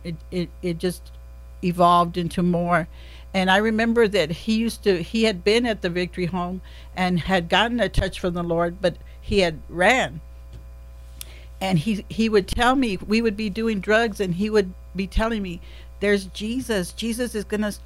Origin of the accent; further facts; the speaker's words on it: Kerrville, Texas, United States; also born or lived in San Antonio; I was raised here in Kerrville